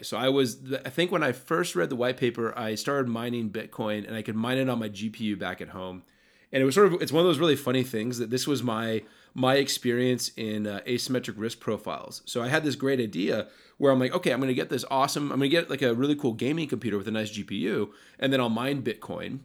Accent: United States; I was born in, in, you know, America, and I've lived here my entire life

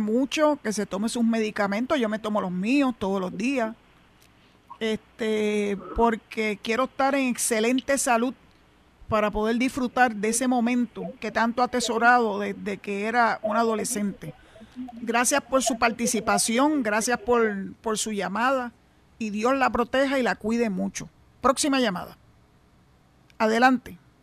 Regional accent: Puerto Rico; somos boricua

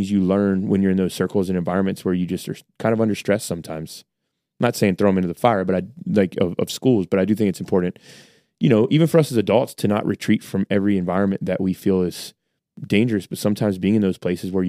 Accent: United States; I'm an American. Uh, I'm a middle class guy, and we shop there because it helps us save money.

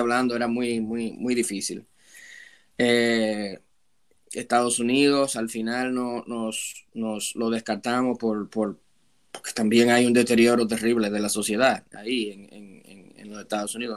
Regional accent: Santo Domingo, Dominican Republic; moved away as an adult; also born or lived in Prince Albert, Canada; now in Canada; vengo desde República Dominicana, de la ciudad de Santo Domingo

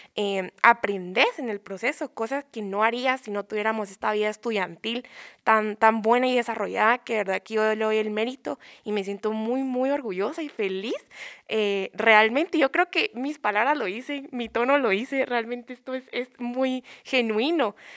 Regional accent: Guatemala; como futuros profesionales, como estudiantes y como ciudadanos guatemaltecos

